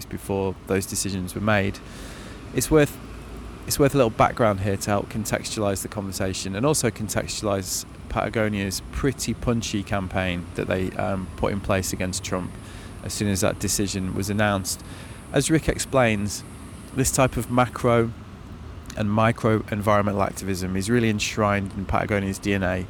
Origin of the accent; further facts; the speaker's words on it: Manchester, North West England, United Kingdom; That's my hometown, actually.